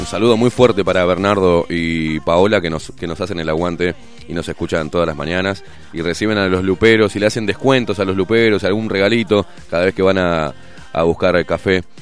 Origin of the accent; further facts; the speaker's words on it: Uruguay; como todo uruguayo que venimos en la rosca